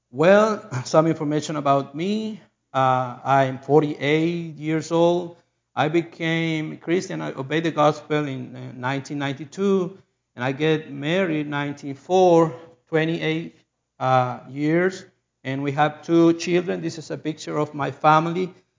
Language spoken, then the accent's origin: English; Chile; English is a second language; I lived in South America in Chile, and I'm a Chilean person. I was born in Chile